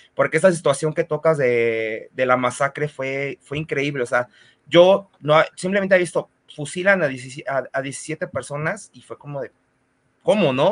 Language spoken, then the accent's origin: Spanish; Mexico